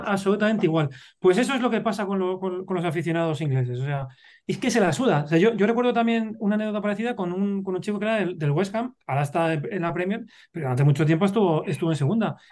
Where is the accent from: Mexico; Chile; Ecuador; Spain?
Spain; Madrid, Community of Madrid; yo, soy madrileño, yo soy de, de ciudad